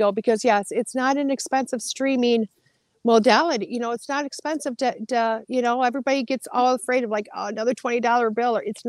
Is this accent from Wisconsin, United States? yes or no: yes; Wisconsin, United States; I'm from Wisconsin.